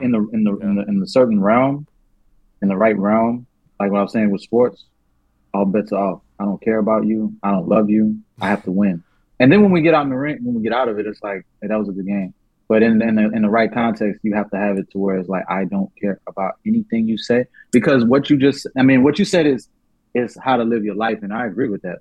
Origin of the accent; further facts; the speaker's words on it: New Orleans, Louisiana, United States; I was born in New Orleans